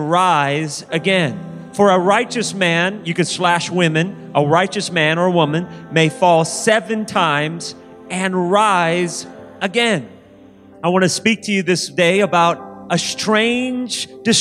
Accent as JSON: {"language": "English", "town": "Sacramento", "region": "California", "country": "United States", "tie": "born or raised there", "said": "I was raised in Sacramento, and as a little boy, I wasn't raised in church."}